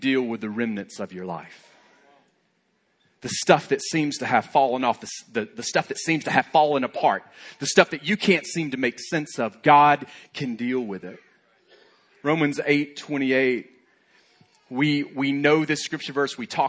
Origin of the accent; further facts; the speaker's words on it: Alabama, United States; I'm from Alabama